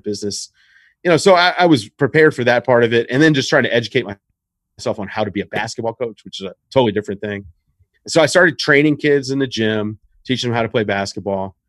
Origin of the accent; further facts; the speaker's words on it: Richmond, Virginia, United States; I'm from Richmond, Virginia.